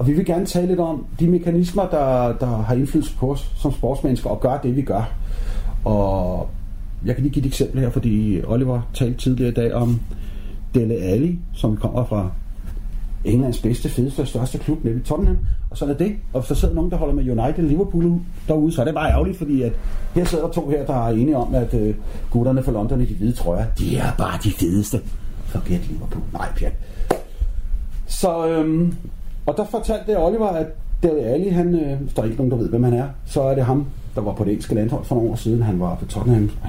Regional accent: Aarhus, Central Denmark Region, Denmark; Jeg kommer fra Aarhus, Smils by.

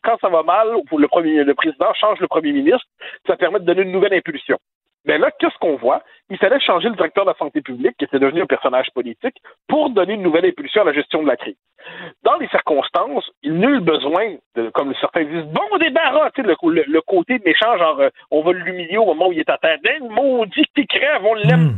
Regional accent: Quebec, Canada; now in France; je, suis en France, je suis un Québécois, hein. donc j'ai tous nos hmm. codes culturels

